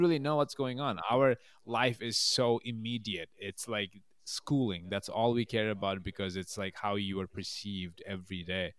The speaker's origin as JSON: {"language": "English", "country": "Bangladesh", "tie": "born or raised there", "also_born_or_lived": "Massachusetts / Albany, New York", "moved": "as an adult", "lives_now": "New York, United States", "said": "I was born and raised in Bangladesh, and then I moved here for college when I was eighteen"}